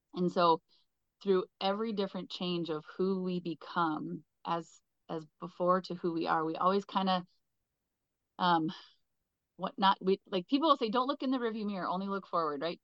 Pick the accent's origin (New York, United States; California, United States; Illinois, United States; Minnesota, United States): Minnesota, United States; Southwestern; I am from Southwestern Minnesota